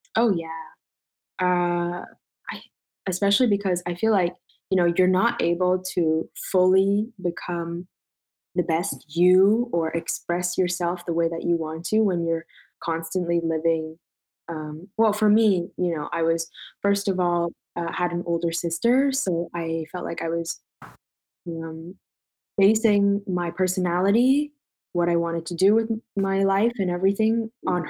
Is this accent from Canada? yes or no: yes; Toronto, Ontario, Canada; moved away as an adult; now in Montreal, Canada; I'm currently in Montreal, born and raised in Toronto, though